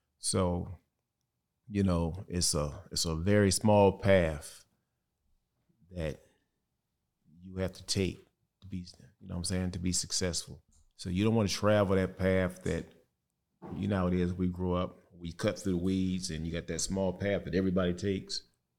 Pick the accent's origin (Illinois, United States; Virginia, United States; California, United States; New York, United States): Illinois, United States; East St. Louis; You know, I'm from East St. Louis, and this here is what I'm going to do for the rest of my life.